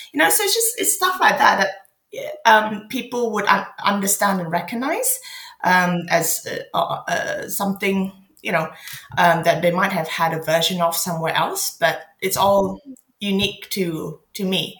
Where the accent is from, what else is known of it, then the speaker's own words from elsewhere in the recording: Malaysia; now in London, United Kingdom; I'm so lucky to have had the first few years of my life in Malaysia